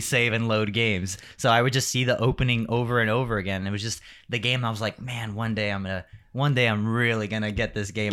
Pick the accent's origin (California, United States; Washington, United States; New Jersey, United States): California, United States; Rialto; also born or lived in Riverside, California; I grew up in actually Rialto, but I went to school in Riverside